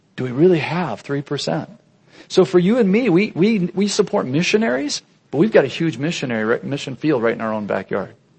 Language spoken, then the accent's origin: English; United States